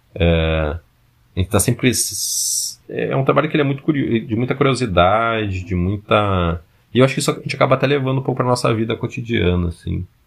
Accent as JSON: {"language": "Portuguese", "town": "Porto Alegre", "region": "Rio Grande do Sul", "country": "Brazil", "also_born_or_lived": "São Paulo", "moved": "yes", "lives_now": "Manaus, Brazil", "said": "eu sou de Porto Alegre"}